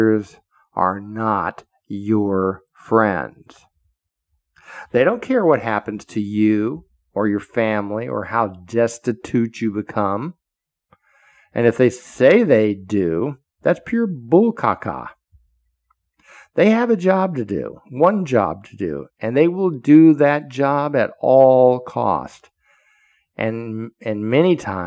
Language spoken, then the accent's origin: English; United States; as an American citizen, I am, and a former Fed